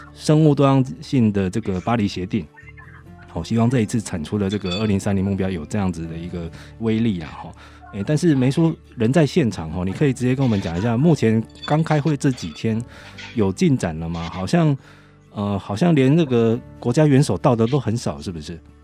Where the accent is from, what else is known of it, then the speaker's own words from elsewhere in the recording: Taiwan; 以我们台湾人来说